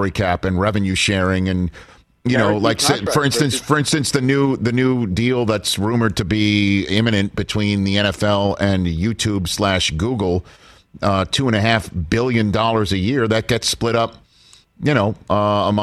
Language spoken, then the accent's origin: English; New York City, New York, United States; Growing up in New York City